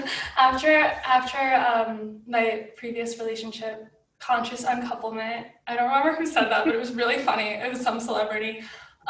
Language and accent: English; Midwest, United States; also born or lived in New Orleans; now in Chicago, United States; I'm from the Midwest